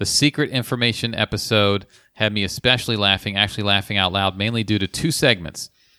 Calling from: London, United Kingdom; Hi, guys. I'm writing from London, England.

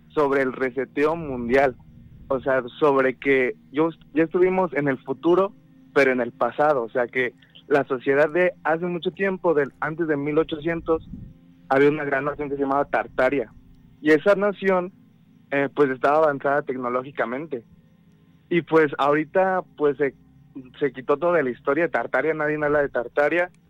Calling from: State of Mexico, Mexico; De aquí del Estado de México.

